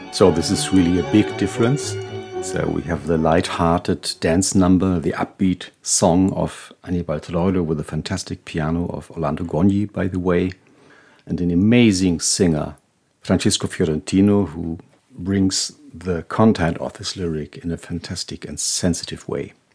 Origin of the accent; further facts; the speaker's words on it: Hanover, Lower Saxony, Germany; Hanover, my hometown